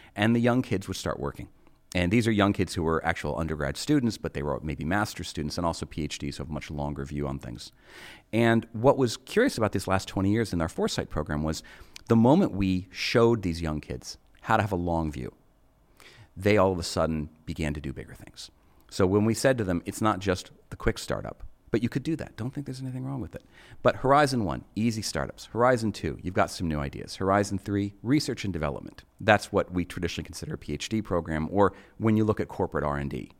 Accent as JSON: {"language": "English", "country": "United States", "said": "me as an American"}